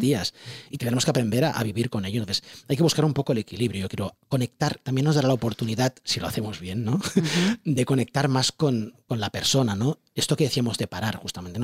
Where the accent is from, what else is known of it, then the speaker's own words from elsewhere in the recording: Barcelona, Catalonia, Spain; yo vengo de un barrio de Barcelona del Guinardó